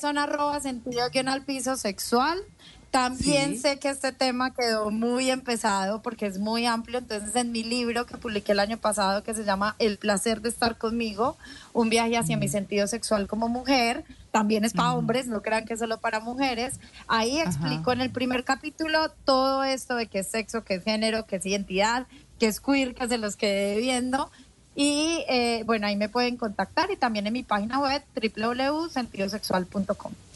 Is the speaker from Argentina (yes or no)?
no; Colombia; yo soy colombiana